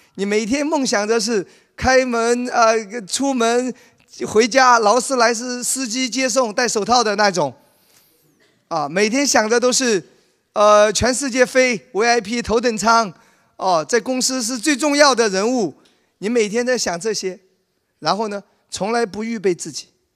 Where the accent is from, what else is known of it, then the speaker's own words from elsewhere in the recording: Wenzhou, Zhejiang, China; 在我老家温州